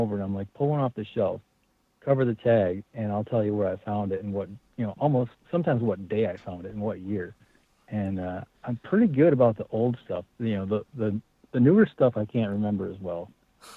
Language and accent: English; Wisconsin, United States; I grew up in Wisconsin